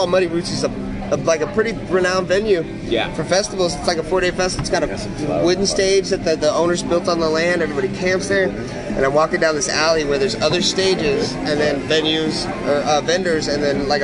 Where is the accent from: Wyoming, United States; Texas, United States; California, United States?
Texas, United States; Corpus Christi; I'm from Corpus Christi, Texas